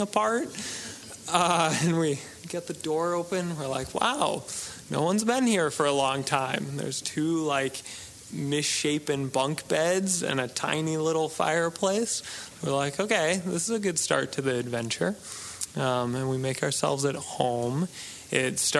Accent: New England, United States; we grew up in New England

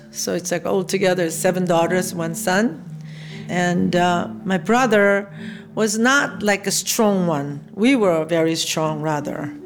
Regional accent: South Korea; moved away; I was born in South Korea, 1947.

